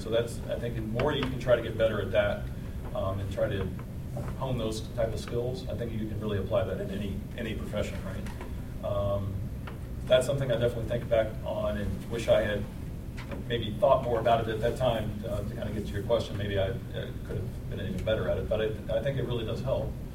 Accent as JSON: {"language": "English", "town": "Lexington", "region": "Kentucky", "country": "United States", "said": "I'm from Lexington originally"}